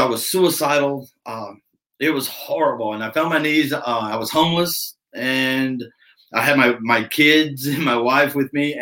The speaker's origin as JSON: {"language": "English", "region": "Alabama", "country": "United States", "tie": "born or raised there", "said": "I was born down in Alabama"}